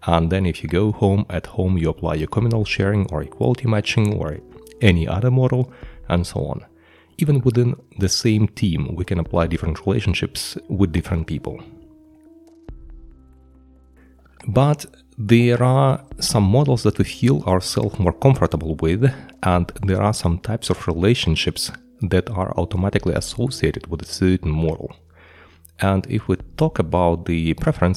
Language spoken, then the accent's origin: English; Ukraine; I come from Ukraine and I used to attend a sociology class at the Ukrainian university